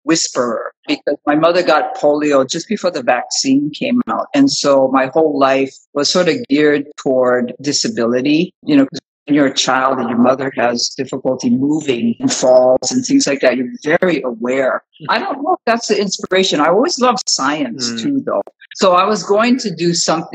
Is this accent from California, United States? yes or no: no; Honolulu, Hawaii, United States; moved away as an adult; also born or lived in Brooklyn, New York / Seattle, Washington; I'm originally from Honolulu. I went to the medical school in the University of Hawaii